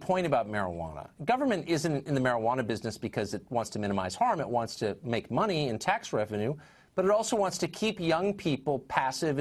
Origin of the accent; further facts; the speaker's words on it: California, United States; I grew up in California.